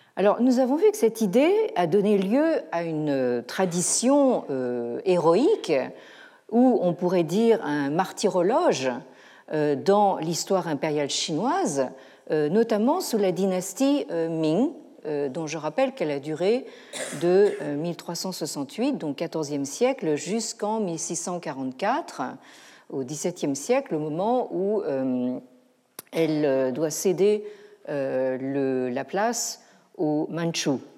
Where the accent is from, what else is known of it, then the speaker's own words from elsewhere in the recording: France; chez nous, en France